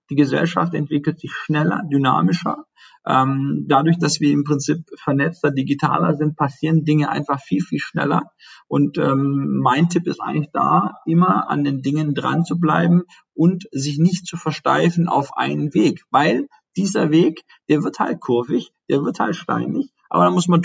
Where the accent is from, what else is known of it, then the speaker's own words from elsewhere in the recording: Baden-Württemberg, Germany; ich komme ja aus dem Schwabenland, was ja eben in dem Automobilbereich auch ähm, stark ist